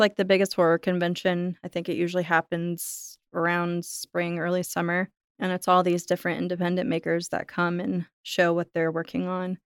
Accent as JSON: {"language": "English", "region": "Florida", "country": "United States", "tie": "born or raised there", "said": "us growing up in Florida"}